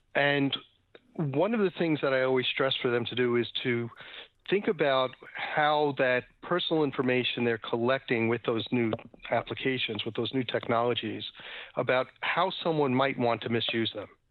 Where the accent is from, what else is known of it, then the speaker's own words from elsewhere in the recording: New York City, New York, United States; grew up in New York City. I'm a paranoid New Yorker.